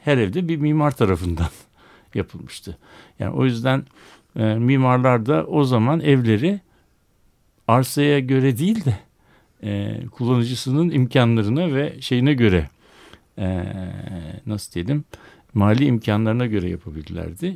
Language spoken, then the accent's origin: Turkish; Istanbul, Turkey; born or raised there